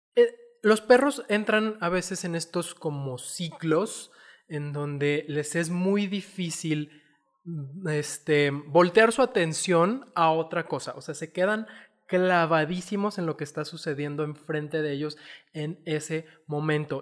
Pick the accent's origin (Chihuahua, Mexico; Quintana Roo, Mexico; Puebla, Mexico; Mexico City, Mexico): Chihuahua, Mexico; now in Zapopan, Mexico; yo vengo de Chihuahua